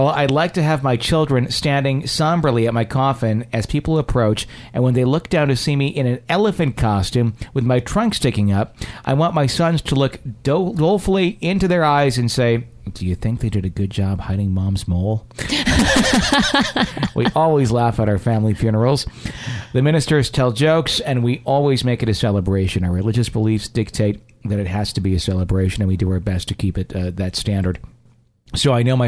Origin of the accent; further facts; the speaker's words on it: Fond du Lac, Wisconsin, United States; I grew up in Wisconsin. I grew up in a town called Fond du Lac, Wisconsin